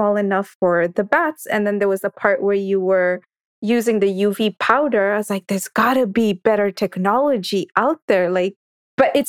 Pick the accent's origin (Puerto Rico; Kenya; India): Kenya; moved away; my home country of Kenya